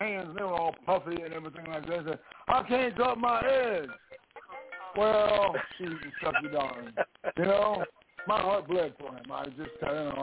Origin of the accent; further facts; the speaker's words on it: Texas, United States; I grew up in Texas